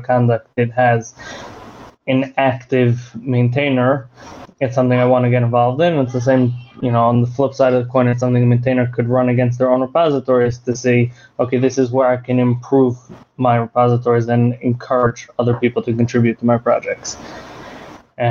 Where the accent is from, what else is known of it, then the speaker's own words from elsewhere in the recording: United States; now in Israel; I'm American born. I live in Israel now